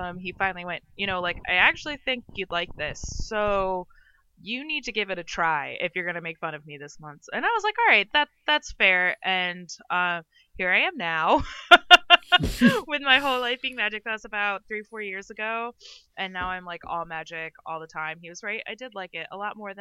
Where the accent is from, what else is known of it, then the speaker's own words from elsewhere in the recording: Western Massachusetts, United States; also born or lived in New York City; I grew up in Western Mass